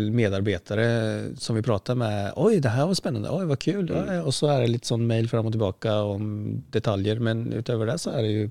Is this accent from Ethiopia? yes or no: no; Sweden; ja men folk fatter at jeg er svensk, og det er sånn vi prater i Sverige.